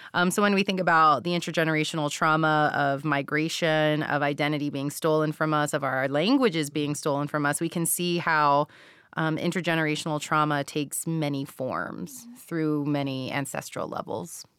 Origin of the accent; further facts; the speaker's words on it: Texas, United States; I'm Mexican-American and, um, grew up, born and raised in Texas, not too far from the border myself